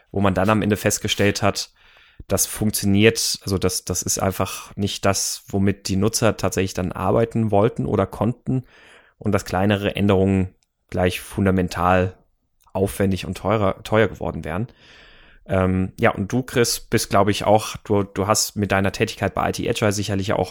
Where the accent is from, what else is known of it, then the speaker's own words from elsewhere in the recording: Munich, Bavaria, Germany; moved away as an adult; Ach, meine alte Heimat. Ich bin ja, bin ja letztes Jahr aus München weggezogen.